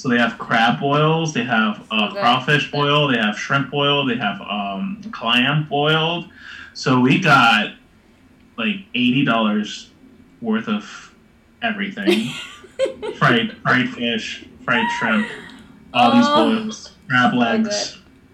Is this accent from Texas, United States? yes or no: yes; Texas, United States; I am from Texas